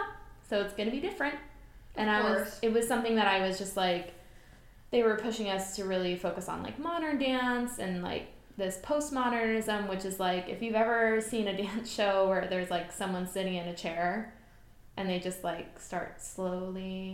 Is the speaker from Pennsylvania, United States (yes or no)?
yes; Philadelphia, Pennsylvania, United States; I'm from Philly. I was born and raised just outside of Philly, and then I moved into the city after high school